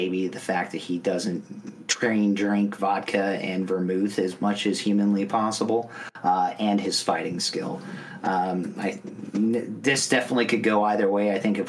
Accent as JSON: {"language": "English", "region": "Arizona", "country": "United States", "said": "the true cowboy state is the home of Tombstone, which would be Arizona, which is where I'm from."}